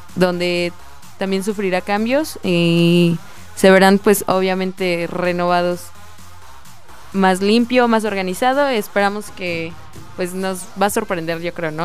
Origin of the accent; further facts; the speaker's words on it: Mexico; a pesar de que somos mexicanos